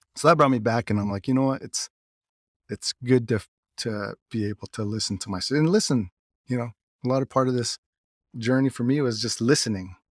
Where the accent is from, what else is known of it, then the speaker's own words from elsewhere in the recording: United States; also born or lived in Pinon, Arizona; my dad's side, they're out from Lucuchagay